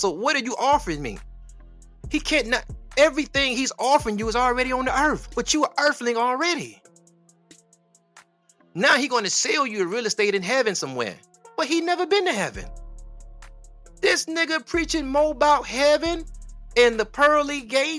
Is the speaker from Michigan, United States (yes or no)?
yes; Detroit, Michigan, United States; I'm from Detroit